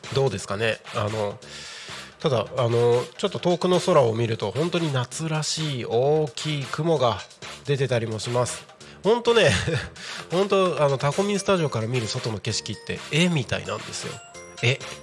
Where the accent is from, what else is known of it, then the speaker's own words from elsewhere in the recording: Takko, Aomori, Japan; moved away; 僕はですね地元が青森県の田子町